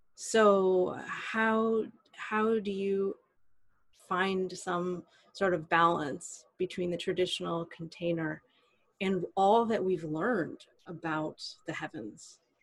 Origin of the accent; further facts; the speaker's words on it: United States; I'm an American woman living in the United States in the 21st century